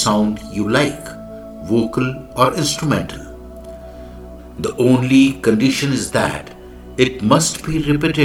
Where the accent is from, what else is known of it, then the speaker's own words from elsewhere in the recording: India; I am the Indian monk